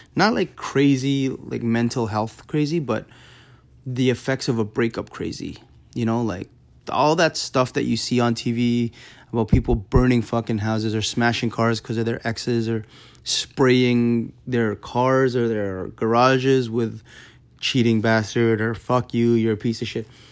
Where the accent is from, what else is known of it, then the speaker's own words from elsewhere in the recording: Canada; I'm from Canada